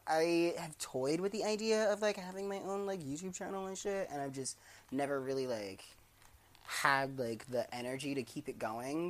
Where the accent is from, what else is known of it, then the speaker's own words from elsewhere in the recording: Maryland, United States; they do this in my hometown. There's one street, 34th Street in Maryland